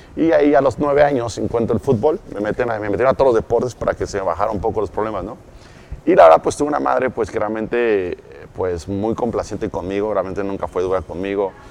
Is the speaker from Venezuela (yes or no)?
no; Cuautla, Morelos, Mexico; also born or lived in Mexico City, Mexico; yo un día vivía en la Ciudad de México, despierto en Morelos, como a los 9, 10 años, ¿ok? En Cuautla, Morelos